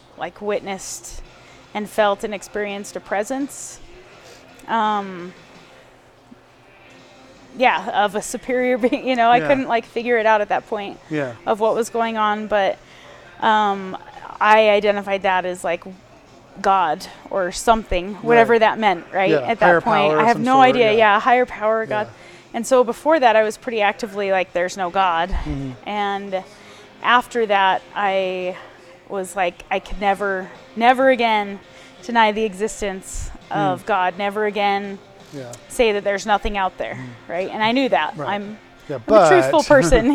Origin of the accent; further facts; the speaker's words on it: Salt Lake City, Utah, United States; now in Montana, United States; I grew up in Salt Lake City, Utah.